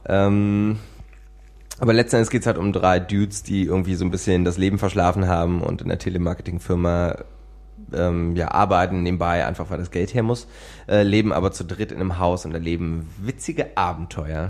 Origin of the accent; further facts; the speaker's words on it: Berlin, Germany; Gerade als Berliner